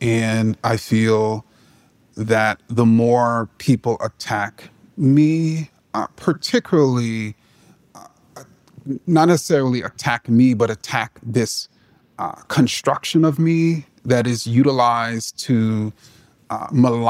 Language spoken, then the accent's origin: English; New York City, New York, United States; I grew up in Jamaica, Queens